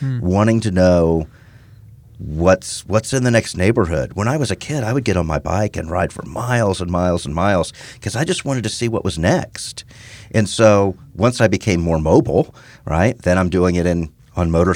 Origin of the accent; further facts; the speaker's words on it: Houston, Texas, United States; also born or lived in Midwest; Born and raised in Houston, spent most of my childhood in Houston